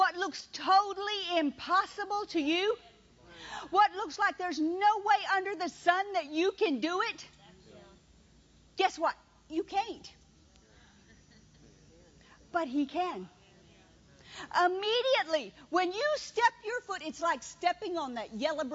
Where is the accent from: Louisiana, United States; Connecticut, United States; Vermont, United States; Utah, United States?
Louisiana, United States; moved away as an adult; also born or lived in Mississippi; I was from Louisiana.